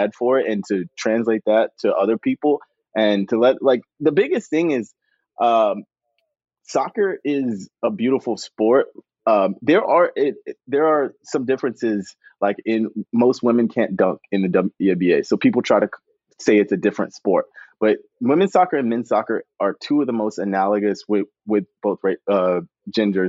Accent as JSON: {"language": "English", "town": "Chapel Hill", "region": "North Carolina", "country": "United States", "tie": "born or raised there", "said": "I grew up in Chapel Hill, so I grew up in the home of like women's soccer"}